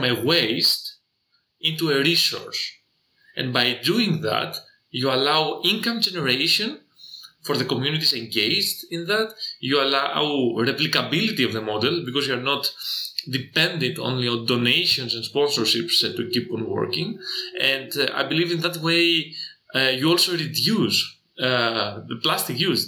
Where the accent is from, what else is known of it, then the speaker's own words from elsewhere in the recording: Piraeus, Attica, Greece; the port of Piraeus, which is my hometown